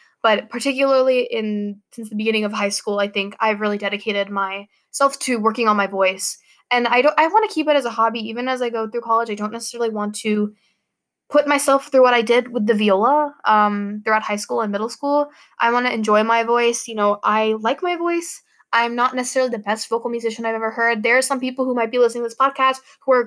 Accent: United States; I'm Pakistani American

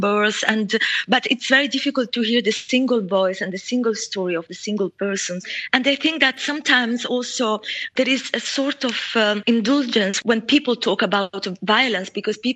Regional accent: Mogadishu, Banaadir, Somalia; moved away as an adult; I grew up in Mogadishu and I left Mogadishu when I was 18 during the civil war.

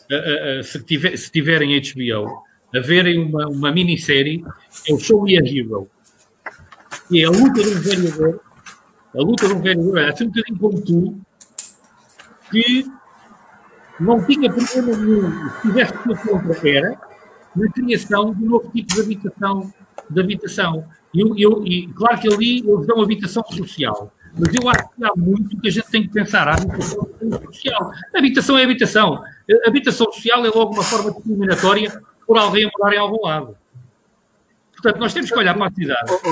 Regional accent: Lisbon, Portugal; na freguesia de Santo António, onde nasci. Mas já cá morava. Portanto, eu fui um bocadinho, como tenho 46 anos, venho de trás.

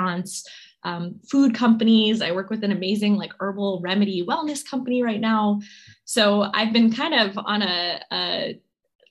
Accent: New York, United States; also born or lived in California; We moved from California to New York when I was a kid

